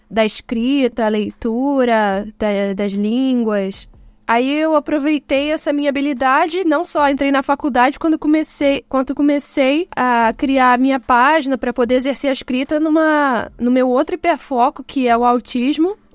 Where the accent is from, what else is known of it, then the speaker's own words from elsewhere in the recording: Rio de Janeiro, Brazil; eu sou do Rio de Janeiro